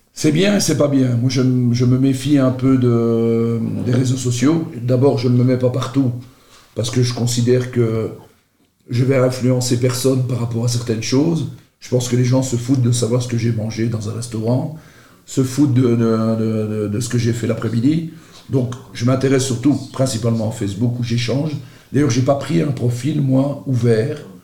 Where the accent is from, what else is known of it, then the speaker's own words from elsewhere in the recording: Charleroi, Wallonia, Belgium; je suis originaire de Marchienne